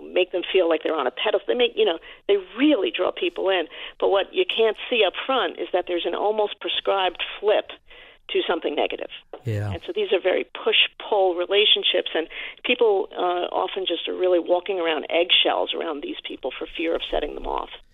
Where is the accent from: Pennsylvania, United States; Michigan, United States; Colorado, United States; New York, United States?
New York, United States; New York City; I am a New Yorker